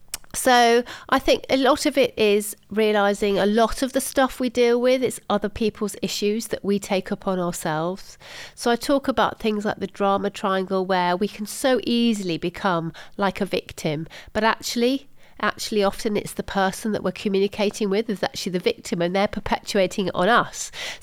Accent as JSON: {"language": "English", "town": "Salisbury", "region": "South West England", "country": "United Kingdom", "also_born_or_lived": "Germany", "said": "in Salisbury in Wiltshire. So that's kind of where I sort of feel I'm from."}